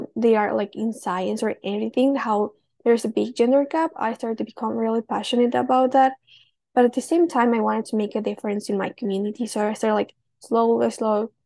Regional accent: Oaxaca, Mexico; I'm from Oaxaca, Mexico.

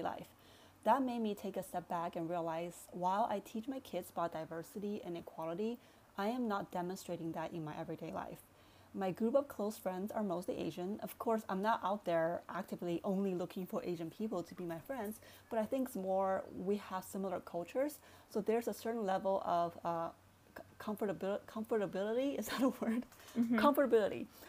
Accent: China; now in United States; I'm originally from China

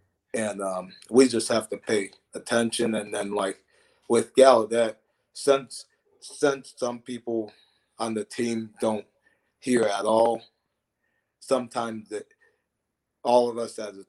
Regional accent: Ohio, United States; Like, I'd say … you know, I'm from Ohio, things like that I would do.

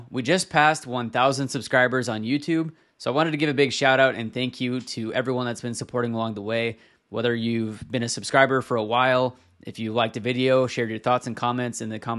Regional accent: Washington, United States; So I was raised in Washington State, which is where I currently live as well.

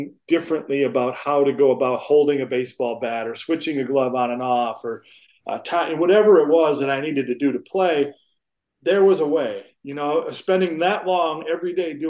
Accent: Flint, Michigan, United States; I grew up in Michigan, in Flint, Michigan

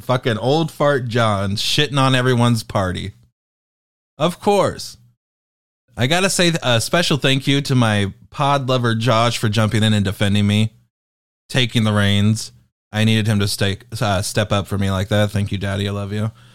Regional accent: United Kingdom; I am British

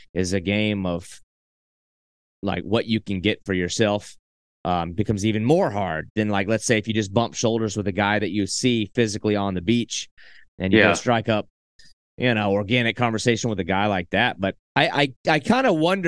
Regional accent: Southeast, United States; I grew up in the Southeast

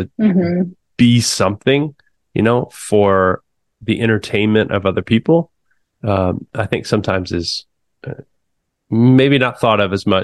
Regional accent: Muskogee, Oklahoma, United States; I grew up in Muskogee, Oklahoma

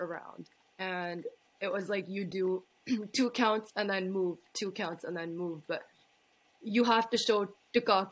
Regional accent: Toronto, Ontario, Canada; I'm from Toronto, Ontario.

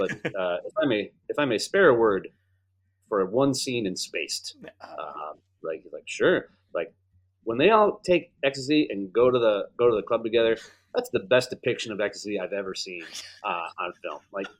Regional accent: Chicago, Illinois, United States; I'm from Chicago.

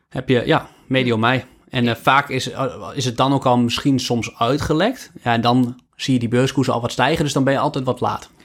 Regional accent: Netherlands; als Nederlander

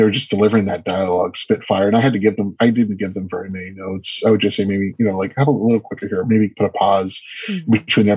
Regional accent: Los Angeles, California, United States; I'm from Los Angeles.

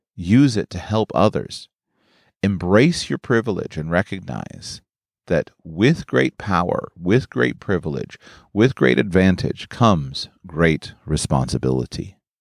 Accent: United States; I grew up in the United States of America

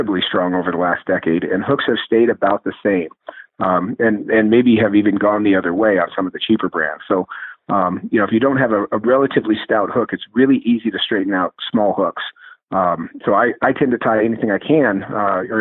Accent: Northglenn, north of Denver, Colorado, United States; I grew up in Northland, just north of Denver

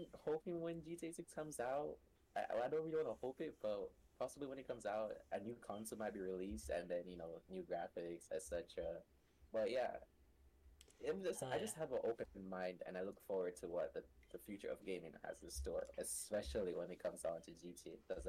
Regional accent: Jamaica; Like, because I'm Jamaican, I'm all the way in Jamaica.

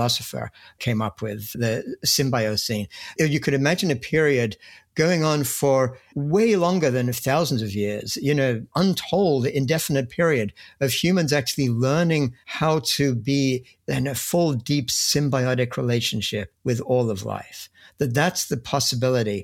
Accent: England, United Kingdom; moved away as an adult; also born or lived in Cambridge, England; now in United States; I grew up in England. When I was a student at Cambridge

